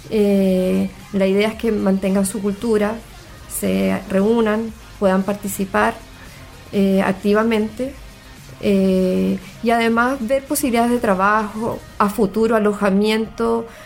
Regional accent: Chile; moved away; also born or lived in Venezuela; somos chilenos y en el año 75 nos tocó migrar a Venezuela, estuvimos hasta el año 91

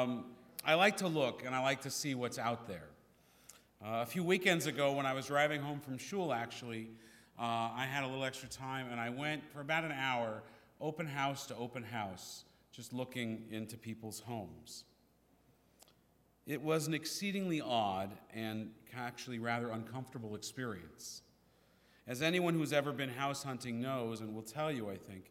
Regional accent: San Francisco, California, United States; we were growing up in San Francisco

